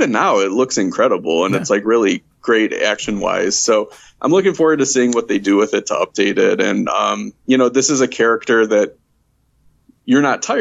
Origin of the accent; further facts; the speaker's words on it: Chicago, Illinois, United States; I grew up in the Chicagoland area.